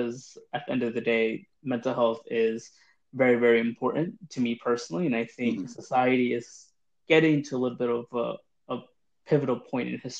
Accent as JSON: {"language": "English", "region": "New York", "country": "United States", "tie": "born or raised there", "also_born_or_lived": "London", "moved": "as an adult", "said": "I am from New York, hence the accent."}